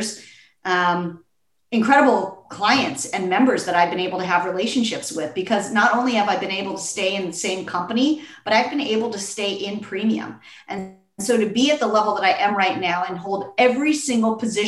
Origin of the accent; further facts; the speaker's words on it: Los Angeles, California, United States; to be back in my hometown and to be in Los Angeles